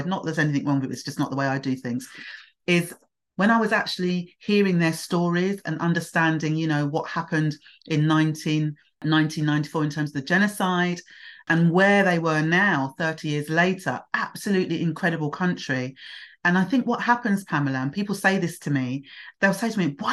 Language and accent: English; Hastings, South East England, United Kingdom; also born or lived in London / Nigeria (heritage); now in Bromley, United Kingdom; I actually grew up in Hastings, which was East Sussex, and I was there as a baby.